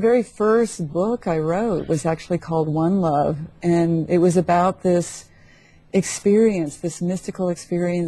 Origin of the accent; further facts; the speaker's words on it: McLean, Virginia, United States; moved away as an adult; also born or lived in San Francisco; I grew up in McLean, Virginia.